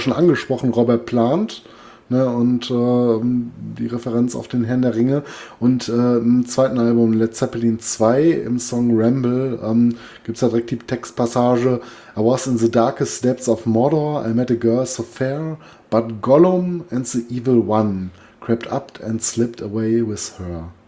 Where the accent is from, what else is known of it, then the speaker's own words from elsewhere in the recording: Duisburg, North Rhine-Westphalia, Germany; also born or lived in Essen; ich komme gebürtig aus Duisburg